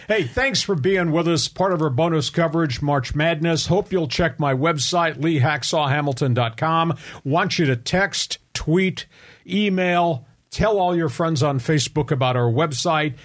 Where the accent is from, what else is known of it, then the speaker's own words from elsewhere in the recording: Long Island, New York, United States; now in San Diego, United States; I'm an East Coast guy. I grew up on Long Island